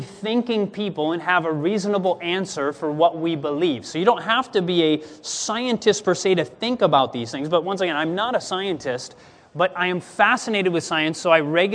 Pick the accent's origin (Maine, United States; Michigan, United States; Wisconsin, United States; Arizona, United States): Michigan, United States; Grand Rapids; I was born in Grand Rapids, Michigan